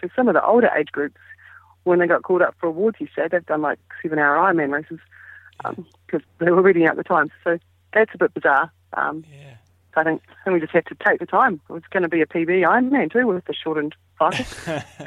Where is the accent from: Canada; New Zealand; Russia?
New Zealand; being a Kiwi